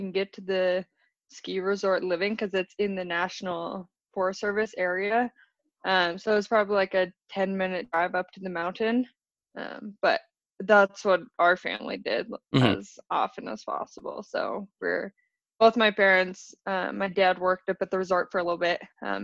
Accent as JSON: {"language": "English", "region": "Wyoming", "country": "United States", "tie": "born or raised there", "also_born_or_lived": "Colorado / Salt Lake City", "said": "In Wyoming, I lived at the base of the Tetons"}